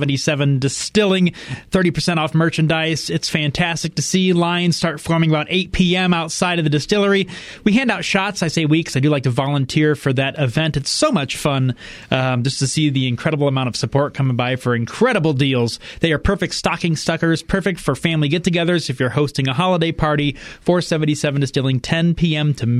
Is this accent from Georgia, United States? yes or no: no; Fort Wayne, Indiana, United States; now in Colorado, United States; 30 minutes outside of Fort Wayne, my hometown, you get to Amish country